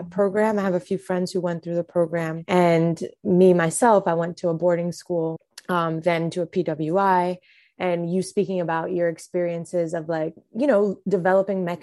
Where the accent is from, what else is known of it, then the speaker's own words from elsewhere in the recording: Trinidad & Tobago; It's peas and rice for me. I'm Trinidadian. It's different.